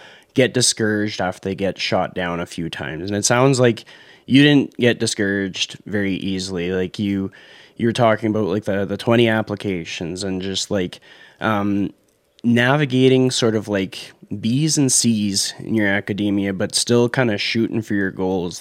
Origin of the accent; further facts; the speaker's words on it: Canada; my Canadian perspective